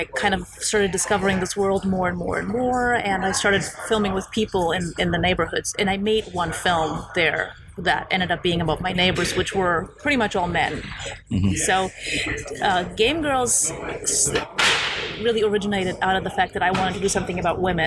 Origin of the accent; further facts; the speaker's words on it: Germany; also born or lived in Poland; now in Los Angeles, United States; I was born in Poland. I left for Germany with my parents when I was a child. So basically, we fled Poland when I was five.